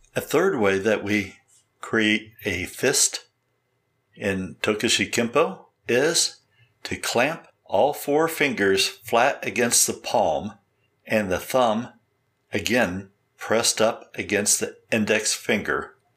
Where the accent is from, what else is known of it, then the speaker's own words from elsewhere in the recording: Columbus, Ohio, United States; my hometown, Columbus, Ohio